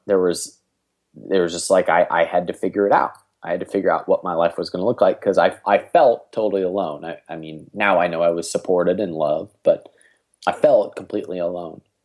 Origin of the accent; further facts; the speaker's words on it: Cleveland, Ohio, United States; I'm from Cleveland, Ohio